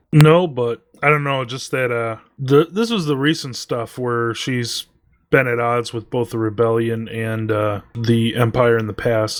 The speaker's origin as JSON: {"language": "English", "country": "United States", "said": "we are American"}